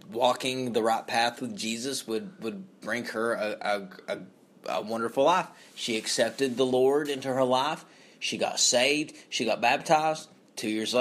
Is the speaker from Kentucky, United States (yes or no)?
yes; Knott County, Kentucky, United States; my hometown, Knott County